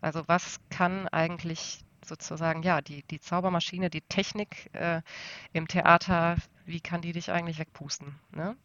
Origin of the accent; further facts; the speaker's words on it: Essen, North Rhine-Westphalia, Germany; ich komme, wie gesagt, aus dem Ruhrgebiet und zwar tatsächlich aus, dem, aus einem der aller äh, äh Nord nordöstlichsten Stadtteile von Essen an der Stadtgrenze zu Bochum-Wattenscheid